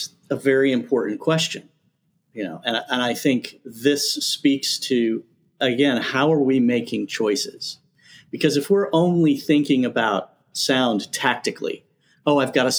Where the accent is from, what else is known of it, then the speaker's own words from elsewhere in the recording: the South, United States; I'm from the South.